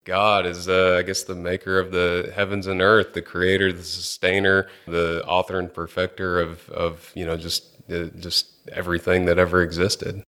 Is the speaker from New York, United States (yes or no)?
no; Angleton, Texas, United States; I grew up in Angleton, Texas, which is, uh, just about an hour and a half south of, of Houston here.